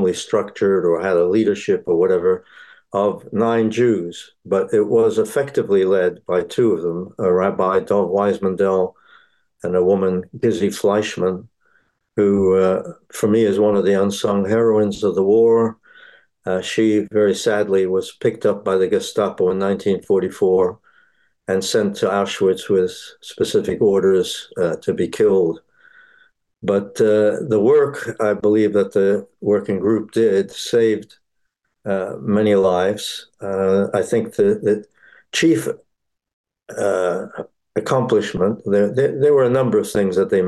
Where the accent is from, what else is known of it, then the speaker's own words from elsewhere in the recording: Bratislava, Bratislava Region, Slovakia; now in United Kingdom; I was born in Bratislava, the capital of Slovakia